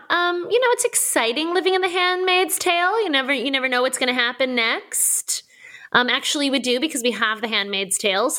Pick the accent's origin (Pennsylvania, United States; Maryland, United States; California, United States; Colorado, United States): Maryland, United States; south of the Mason-Dixon; I did grow up south of the Mason-Dixon.